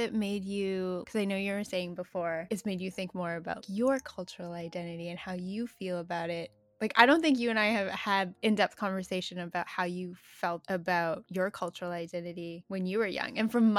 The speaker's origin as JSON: {"language": "English", "area": "Vancouver Island", "region": "British Columbia", "country": "Canada", "tie": "born or raised there", "said": "In the small town where we grew up on Vancouver Island, our families were lucky to actually have a small community of other refugee families from Vietnam, many of them having very similar backgrounds and language dialects."}